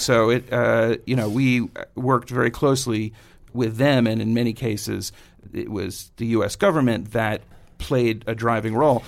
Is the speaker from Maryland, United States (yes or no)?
no; New York City, New York, United States; grew up in Queens, went to high school at Stuyvesant downtown.